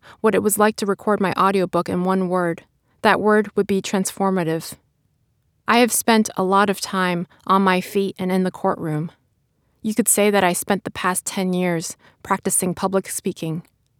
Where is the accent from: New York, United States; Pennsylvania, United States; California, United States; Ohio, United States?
New York, United States; Brooklyn; English is a second language; I wrote my book because I learned English on library books, and I spent much of my childhood in the company of books and their characters. But in none of my beloved books were there people like me, living the life that my parents and I lived in Brooklyn.